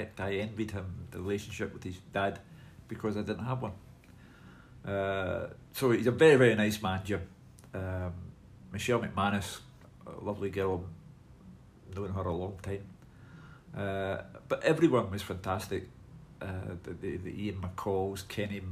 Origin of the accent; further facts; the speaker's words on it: Glasgow, Scotland, United Kingdom; I was brought up in Partick, which is, you know, the heart and soul of Glasgow for me.